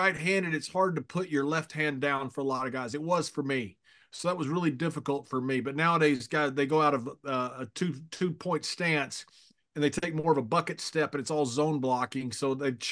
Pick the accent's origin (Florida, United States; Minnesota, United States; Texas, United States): Texas, United States; West; I grew up in West Texas